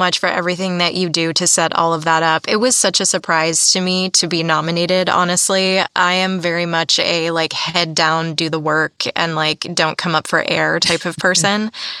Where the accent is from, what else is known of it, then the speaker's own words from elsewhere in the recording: East Coast, United States; now in California, United States; And I'm from the East Coast originally.